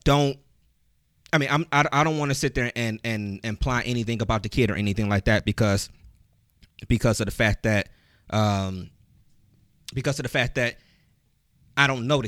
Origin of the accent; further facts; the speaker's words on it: East Cleveland, Ohio, United States; we grew up in East Cleveland